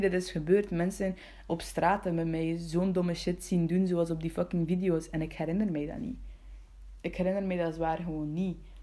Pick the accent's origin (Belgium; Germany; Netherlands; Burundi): Belgium; Bruges, Flanders; ik ben geboren in Brugge